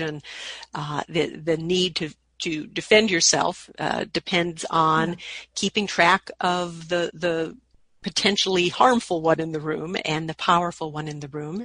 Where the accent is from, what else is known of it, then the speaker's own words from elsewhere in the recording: Minnesota, United States; my home state of Minnesota